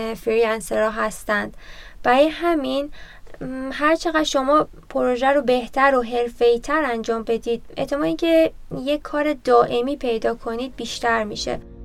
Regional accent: Tabriz, East Azerbaijan, Iran; now in Tehran, Iran; توی تبریز به دنیا اومدم اما ساکن تهرانم

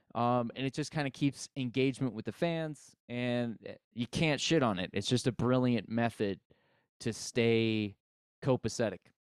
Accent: United States; I grew up in America

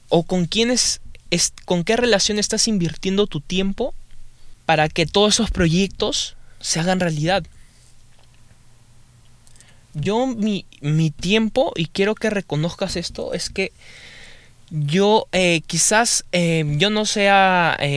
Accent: Peru; now in United States; para eso estaba en Perú, en mi país, y buah empecé a estudiar, empecé a estudiar inglés también

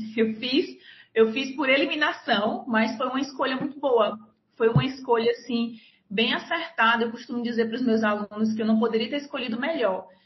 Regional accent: Nova Russas, Ceará, Brazil; moved away as an adult; also born or lived in Fortaleza; now in Rio Grande do Norte, Brazil; Eu sou natural do Ceará, mas eu vivi até os 17 anos no interior do estado, num município chamado Nova Russas.

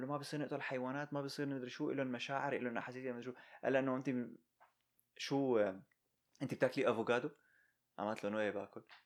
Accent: Syria; now in United States; نحن كسوريين

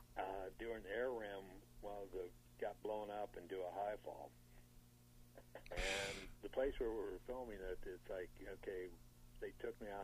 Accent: St. Louis area, Illinois, United States; I grew up around the St. Louis area

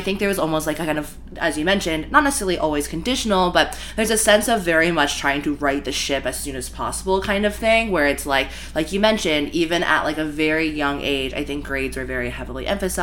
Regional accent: Virginia, United States; now in New York City, United States; I was born in Virginia

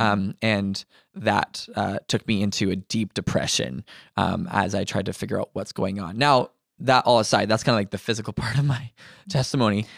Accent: Ontario, Canada; now in Manitoba, Canada; my whole life, I was surrounded by Christians until we moved from Ontario to Manitoba.

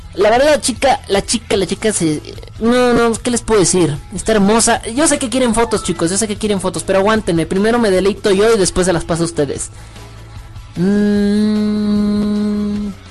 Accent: Mexico; also born or lived in Mexico City; soy mexicano

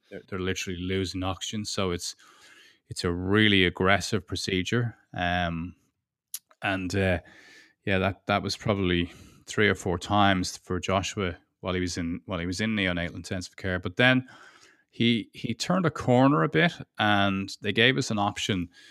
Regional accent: Ireland; now in United Kingdom; Beatrice is German, and I'm Irish, and we're living in the U K

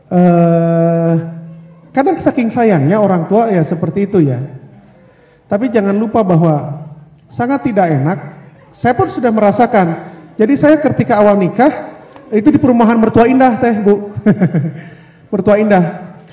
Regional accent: West Java, Indonesia; Saya kebetulan orang Sunda. Kalau budiah juga orang Sunda, lebih gampang nyesuaiinnya.

